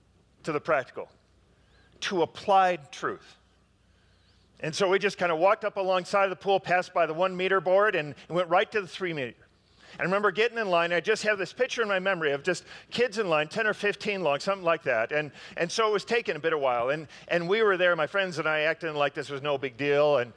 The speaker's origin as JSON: {"language": "English", "town": "Park Ridge", "region": "Illinois", "country": "United States", "tie": "born or raised there", "said": "my hometown of Park Ridge"}